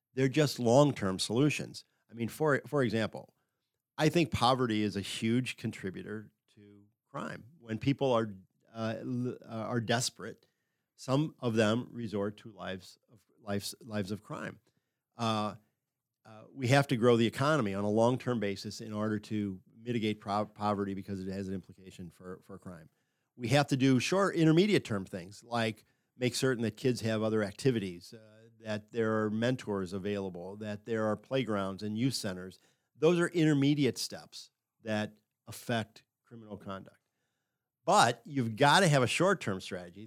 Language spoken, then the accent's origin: English; Affton, Missouri, United States; also born or lived in Pittsburgh / Minneapolis / Houston / Dallas; I grew up in Afton, but I went to high school in the city